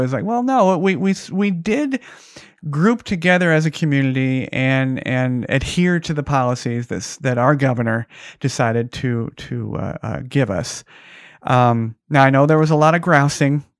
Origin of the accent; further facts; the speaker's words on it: Las Vegas, Nevada, United States; my hometown of Vegas.